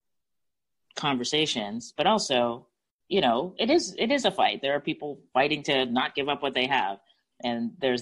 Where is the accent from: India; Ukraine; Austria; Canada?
Canada; now in Pensacola, United States; I grew up in the Canadian healthcare system